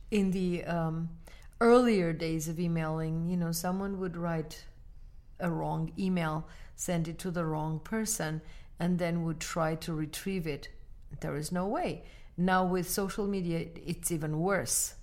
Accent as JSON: {"language": "English", "country": "Armenia", "moved": "yes", "lives_now": "United States", "said": "Armenia, my home country"}